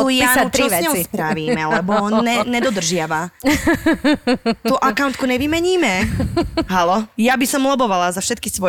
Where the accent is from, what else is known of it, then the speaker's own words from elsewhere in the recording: Žilina Region, Slovakia; Ja som z Oravy, neviem, čo je vývírka.